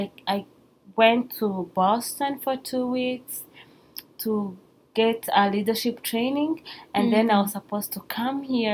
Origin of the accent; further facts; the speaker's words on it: Rwanda; moved away as an adult; I'm from Rwanda